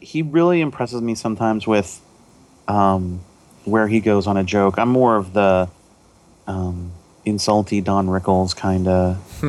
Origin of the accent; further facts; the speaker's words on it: West Des Moines, Iowa, United States; I grew up in West Des Moines, yeah.